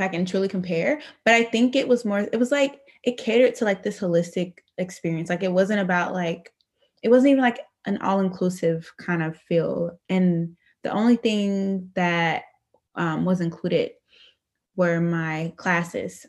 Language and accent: English; Dayton, Ohio, United States; now in Grand Rapids, United States; I am originally from Dayton, Ohio. Currently reside in Grand Rapids, Michigan